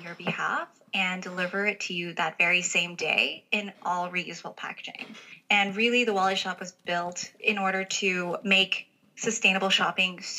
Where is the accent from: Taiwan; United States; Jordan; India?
Taiwan; Taipei; moved away; I actually grew up in Taipei, Taiwan